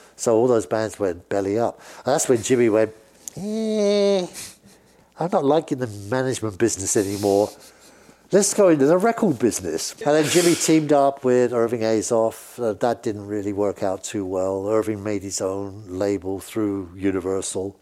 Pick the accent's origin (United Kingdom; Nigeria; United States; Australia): United Kingdom; England; accent: British; I'm speaking in a British accent